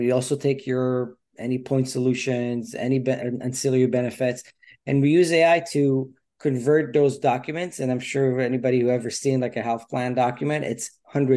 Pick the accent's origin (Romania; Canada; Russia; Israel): Israel; moved away as an adult; now in United States; I'm from Israel originally, grew up there, like the youngest of four brothers